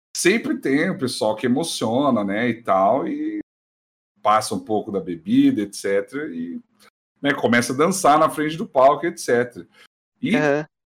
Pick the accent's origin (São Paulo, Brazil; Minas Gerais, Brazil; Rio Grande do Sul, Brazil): São Paulo, Brazil; now in Campo Mourão, Brazil; Eu sou paulista, viu? Nascido ah. em São Paulo, capital.